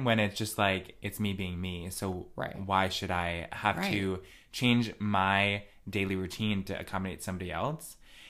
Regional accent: Connecticut, United States; I grew up in Redneck County.

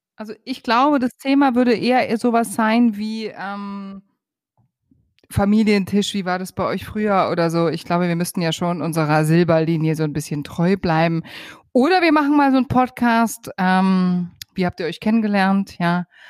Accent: Bavaria, Germany; ich stehe halt einfach auf meine Heimat und auf meinen Bayern

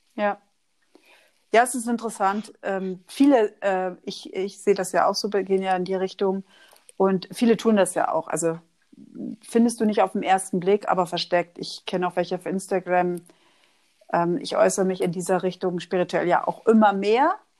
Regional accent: Oldenburg, Lower Saxony, Germany; accent: North German; moved away; Ich komme eigentlich aus Oldenburg bei, bei Bremen.

